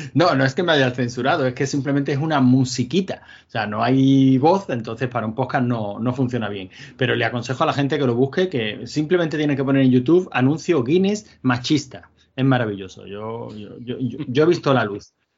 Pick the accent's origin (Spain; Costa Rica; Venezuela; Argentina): Spain; Málaga, Andalusia; yo soy malagueño